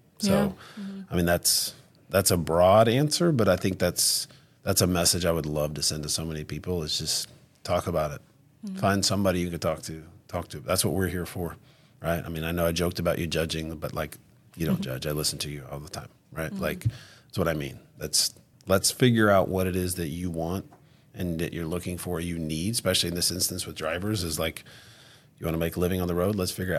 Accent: Branson, Missouri, United States; Obviously, like I said, I grew up in Branson too. So, like, we have buffets everywhere.

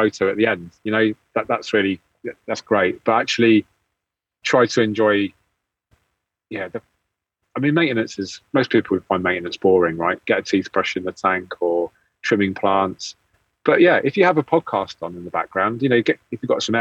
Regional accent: England, United Kingdom; being English

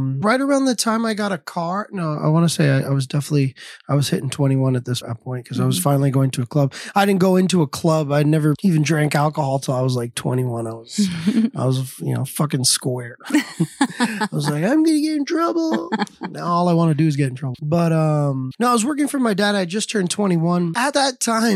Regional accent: Miami, Florida, United States; I'm born here in Miami. Born and raised 305

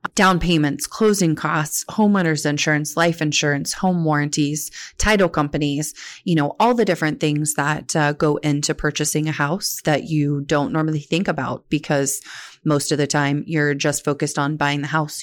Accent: Oklahoma, United States; moved away as an adult; now in Central Ohio, United States; I was born and raised in Oklahoma

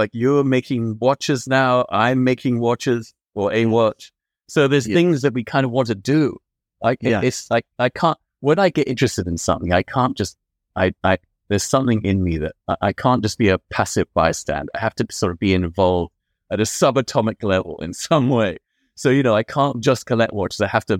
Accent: London, United Kingdom; French-Moroccan. I grew up in London.

